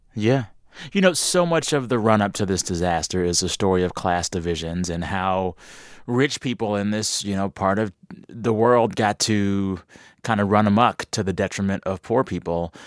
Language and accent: English; Texas, United States; I'm from Texas